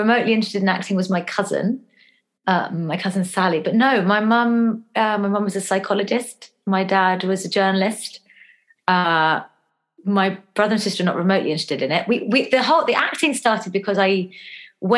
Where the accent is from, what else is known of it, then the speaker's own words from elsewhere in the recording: London, United Kingdom; moved away as an adult; also born or lived in Shepherd's Bush, London / Los Angeles; I grew up in Hammersmith, which is in West London, on housing estate